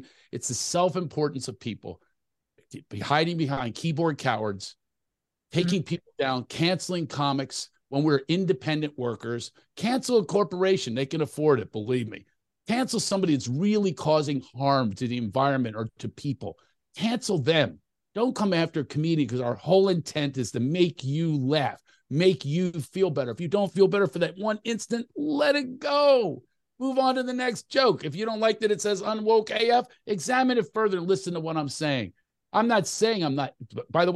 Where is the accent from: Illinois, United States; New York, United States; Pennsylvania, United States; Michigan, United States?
Pennsylvania, United States; Philadelphia; now in California, United States; I'm from Philly, but I live in California.